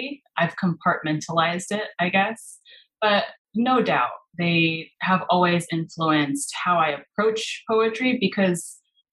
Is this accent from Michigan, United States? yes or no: no; California, United States; moved away as an adult; also born or lived in Spain / Mexico / South Korea; I am originally from California